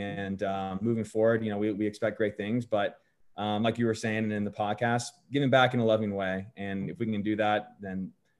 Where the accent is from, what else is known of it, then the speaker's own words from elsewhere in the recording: Fayetteville, Georgia, United States; I grew up in Fayetteville and I played in East Cobb